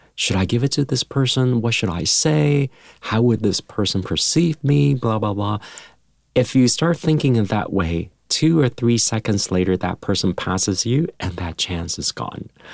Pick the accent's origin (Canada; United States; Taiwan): Taiwan; moved away; when I was young, um, growing up in Taiwan